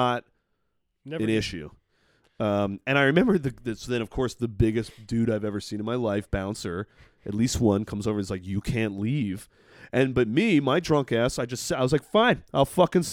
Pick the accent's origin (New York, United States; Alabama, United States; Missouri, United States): New York, United States; Long Island; I'm a fucking idiot from Long Island